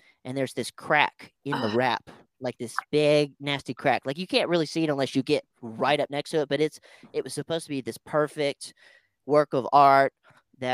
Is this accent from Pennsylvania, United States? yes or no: no; Winter Haven, Florida, United States; I am originally from Winter Haven, Florida. It is a very small town in Central Florida.